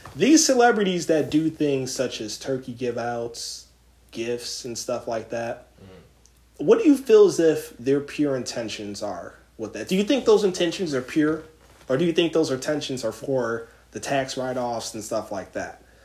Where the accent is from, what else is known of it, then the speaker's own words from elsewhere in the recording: Philadelphia, Pennsylvania, United States; I'm from Philly